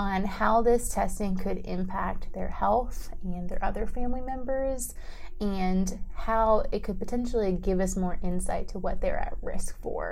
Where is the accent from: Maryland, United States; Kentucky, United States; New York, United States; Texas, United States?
Maryland, United States; moved away as an adult; also born or lived in Pittsburgh, Pennsylvania; now in Dallas, United States; I am originally from Maryland and have been in Dallas for almost 4 years now